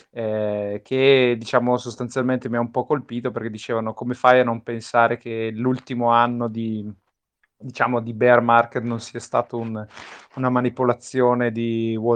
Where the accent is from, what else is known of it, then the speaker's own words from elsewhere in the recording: Bergamo, Lombardy, Italy; perché voi due bresciani, io bergamasco.